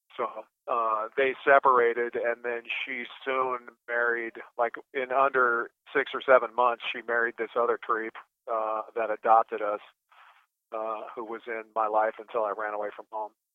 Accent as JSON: {"language": "English", "town": "Anchorage", "region": "Alaska", "country": "United States", "tie": "born or raised there", "said": "I was born in Anchorage, Alaska"}